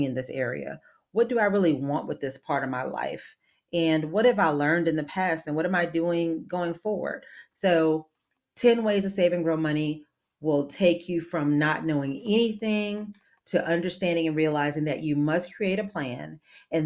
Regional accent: New Orleans, Louisiana, United States; moved away; I'm from the New Orleans area originally

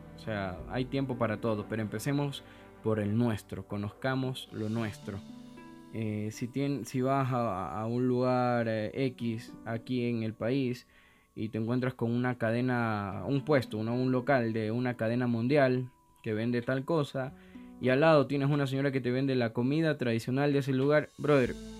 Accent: Ecuador; soy un cocinero ecuatoriano

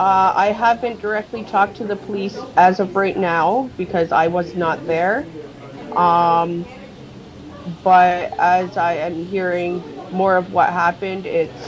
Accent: Fort Erie, Ontario, Canada; We grew up in Fort Erie.

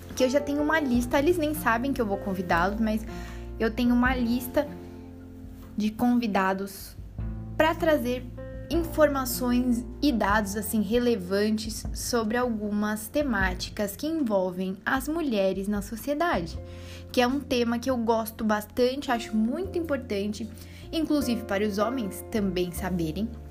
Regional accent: São Paulo, Brazil; accent: Brazilian; moved away as an adult; now in Portugal; Eu sou brasileira, dá para perceber pelo sotaque. Sou de São Paulo, capital. Tatuapé, meu bairro

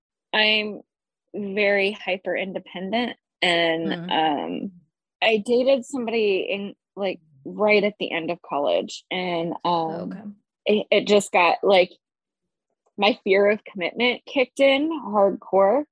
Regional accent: Iowa, United States; moved away as an adult; also born or lived in North Carolina; I'm from Iowa. Born and raised in Hawkeye country

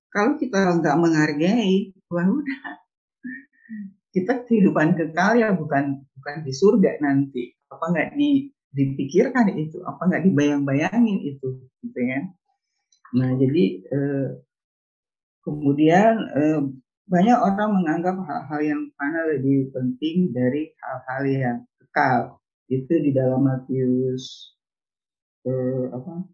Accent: Manado, North Sulawesi, Indonesia; kalau kita orang Nado bilangnya brenebon ya

